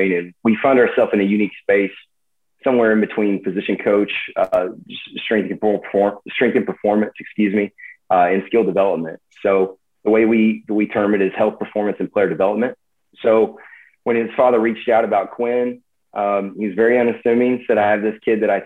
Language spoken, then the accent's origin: English; East Texas, United States; a fellow East Texan